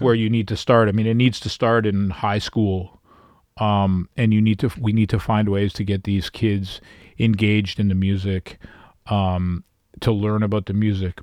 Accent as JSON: {"language": "English", "country": "Canada", "said": "being a Canadian artist living in Canada"}